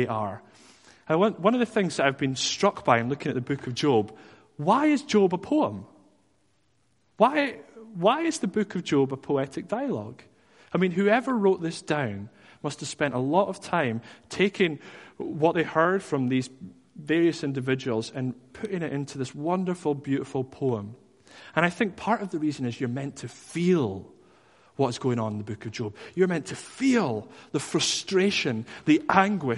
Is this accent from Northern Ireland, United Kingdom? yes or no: no; Dundee, Scotland, United Kingdom; I was from Dundee